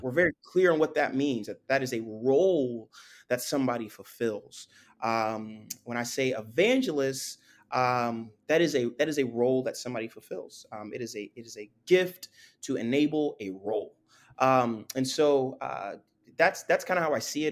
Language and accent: English; Florida, United States; also born or lived in Spring Valley, New York, United States / Haiti (ancestry); I'm from Florida. I, I do, I do have some history in the Northeast, uh, and particularly New York, forty-five minutes outside of Manhattan, small, small village actually called Spring Valley, uh, but I, I've been in Florida since I was twelve